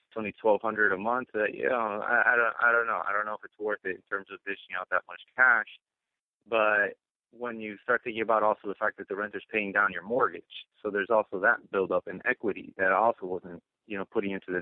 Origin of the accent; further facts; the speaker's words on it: Miami, Florida, United States; now in New York, United States; I'm actually originally from Miami, moved up to New York